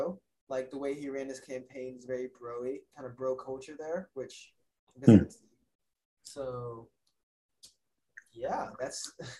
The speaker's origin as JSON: {"language": "English", "region": "Louisiana", "country": "United States", "tie": "born or raised there", "said": "from my home state of Louisiana."}